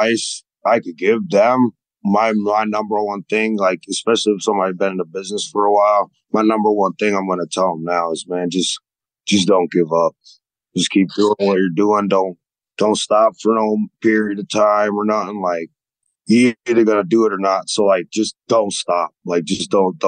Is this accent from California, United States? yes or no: no; Connecticut, United States; moved away as an adult; now in Atlanta, United States; I'm originally from Connecticut, and I moved to Atlanta when I was about 19